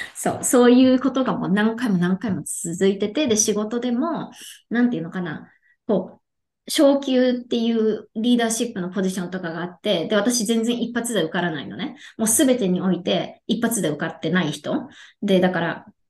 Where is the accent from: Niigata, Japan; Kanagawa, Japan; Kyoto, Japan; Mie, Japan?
Kanagawa, Japan; Yokohama; now in Texas, United States; 出身は横浜で、今は、えっ、と、テキサスに住んでいるんですね。